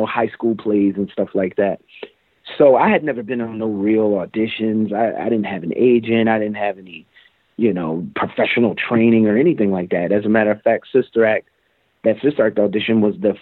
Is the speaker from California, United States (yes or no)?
no; Willingboro, New Jersey, United States; moved away; also born or lived in Los Angeles; the same hometown as me, Wilmingborough, New Jersey